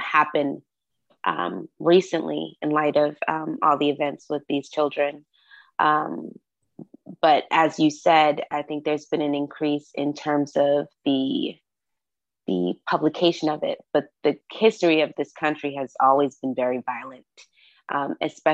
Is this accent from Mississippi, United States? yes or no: no; Massachusetts, United States; now in Georgia, United States; I grew up in Massachusetts where guns were not looked at as something to be played